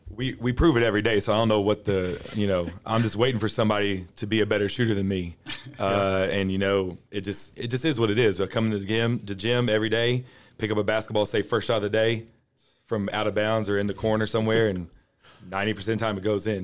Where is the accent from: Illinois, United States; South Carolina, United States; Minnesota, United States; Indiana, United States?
Indiana, United States; now in Forney, United States; I, was born and grew up in Indiana